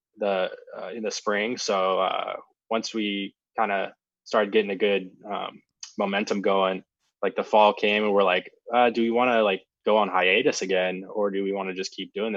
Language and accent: English; Auburn, Washington, United States; also born or lived in North Dakota / Seattle; I grew up in Auburn, Washington